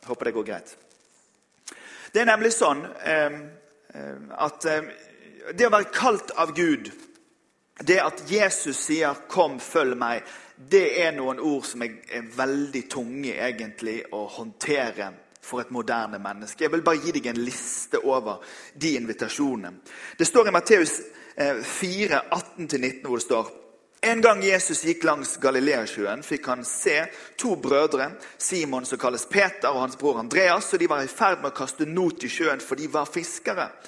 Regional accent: Western Norway, Norway; Nå er jeg vestlending, så jeg kan jo ha tatt med meg et garn.

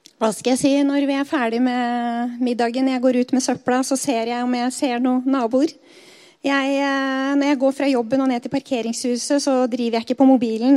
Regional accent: Skedsmokorset, Akershus, Norway; der jeg vokste opp på Skedsmokorset

